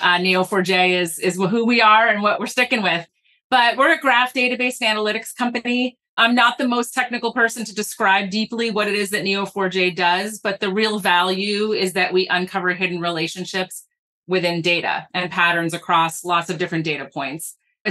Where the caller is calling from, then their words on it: Boston, Massachusetts, United States; I'm in Boston, Massachusetts, where it's 87 degrees in October.